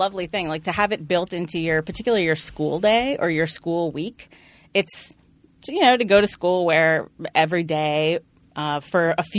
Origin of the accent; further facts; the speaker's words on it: Wilmington, Delaware, United States; I was raised Quaker. I went to Quaker school when I was growing up. So I grew up in Wilmington, Delaware